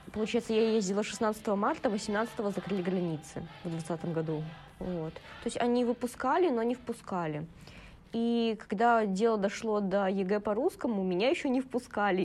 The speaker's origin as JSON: {"language": "Russian", "country": "Belarus", "tie": "born or raised there", "moved": "as an adult", "lives_now": "Saint Petersburg, Russia", "said": "я бы не хотела вернуться в свой родной город"}